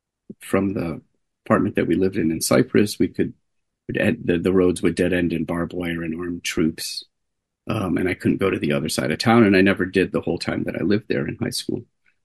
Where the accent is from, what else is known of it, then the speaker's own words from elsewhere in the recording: Jordan; But I grew up in the Middle East. My parents are from the U.S. and we're from upstate New York. My dad's from Buffalo, my mom near there. And had moved to the country of Jordan before I was born